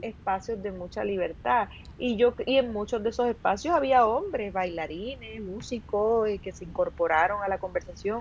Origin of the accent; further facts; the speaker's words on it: Puerto Rico; also born or lived in Los Angeles; somos de Puerto Rico